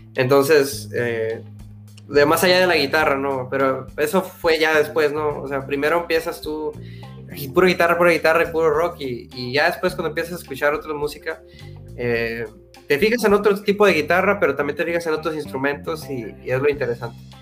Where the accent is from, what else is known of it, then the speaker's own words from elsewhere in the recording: Valle Hermoso, Tamaulipas, Mexico; now in Edinburg, United States; soy de Vallehermoso, Tamaulipas.